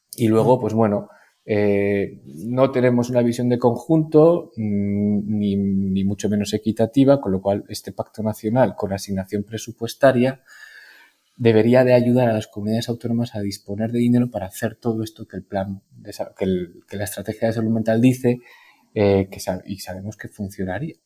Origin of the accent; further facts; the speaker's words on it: La Rioja, Spain; moved away as an adult; also born or lived in Navarre; me pude venir a mi tierra, a La Rioja que es donde estoy ahora trabajando